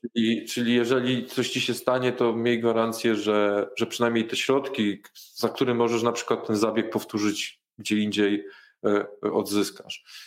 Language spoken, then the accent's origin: Polish; Warsaw, Masovian Voivodeship, Poland; jestem z Warszawy